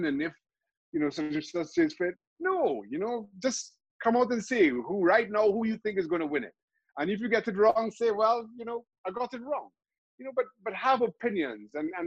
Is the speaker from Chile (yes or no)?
no; Trinidad & Tobago; I grew up in Trinidad and Tobago. I'm from a small country